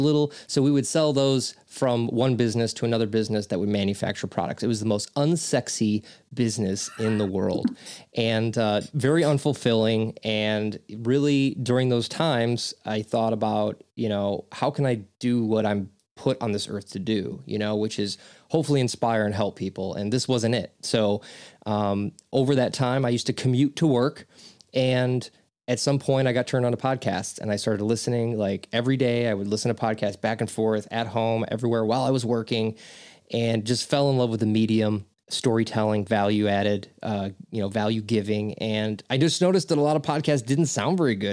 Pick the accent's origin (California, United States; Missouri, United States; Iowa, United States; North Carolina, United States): Missouri, United States; St. Louis; also born or lived in Chicagoland area; now in Aurora, United States; I was raised in Saint Louis, but I live in Ch-, the Chicagoland area.